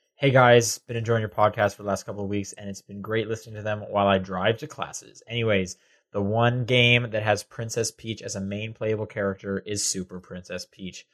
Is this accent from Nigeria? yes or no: no; Canada; now in United States